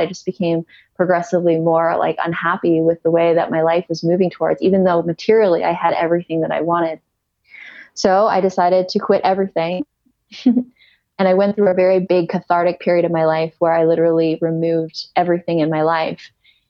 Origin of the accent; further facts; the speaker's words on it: Ontario, Canada; moved away as an adult; also born or lived in Kelowna, British Columbia; I'm originally from Ontario